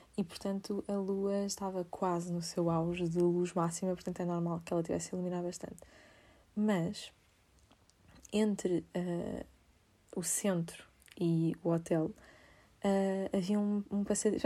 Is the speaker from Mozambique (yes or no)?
no; Amadora, Lisbon, Portugal; sou da Amadora